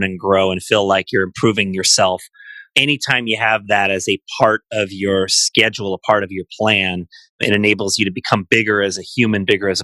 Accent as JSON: {"language": "English", "area": "San Francisco Bay Area", "region": "California", "country": "United States", "tie": "born or raised there", "said": "I grew up here"}